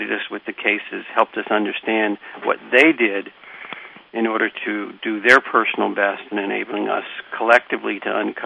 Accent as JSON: {"language": "English", "town": "Washington", "region": "District of Columbia", "country": "United States", "tie": "born or raised there", "said": "I grew up in Washington, D.C."}